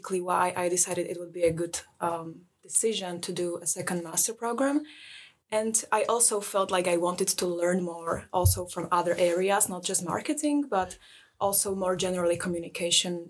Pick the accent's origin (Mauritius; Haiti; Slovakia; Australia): Slovakia; moved away as an adult; now in Lund, Sweden; I'm from Slovakia